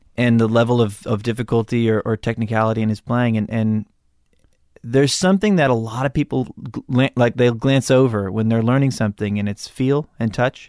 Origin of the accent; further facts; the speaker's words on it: Malibu, California, United States; I grew up in Malibu